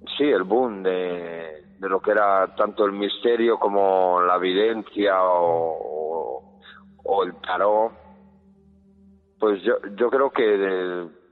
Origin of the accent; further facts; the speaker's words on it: El Bierzo, Castile and León, Spain; now in Madrid, Spain; yo realmente no soy madrileño. Yo nací en la zona o comarca del Bierzo, de Benvidre